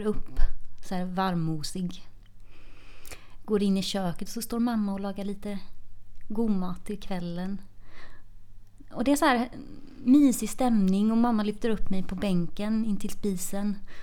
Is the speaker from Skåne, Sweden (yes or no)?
no; Tvååker, Halland County, Sweden; moved away as an adult; now in Gothenburg, Sweden; Jag eh, kommer från Tvååker som är ett eh, litet samhälle utanför Varberg. Eh, och där har jag bott och levt fram tills jag flyttade hemifrån i, efter gymnasiet